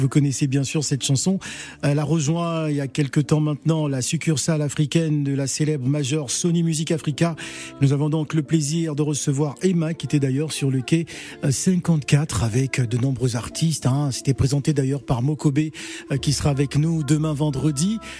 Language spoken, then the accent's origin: French; Gabon; je suis Gabonais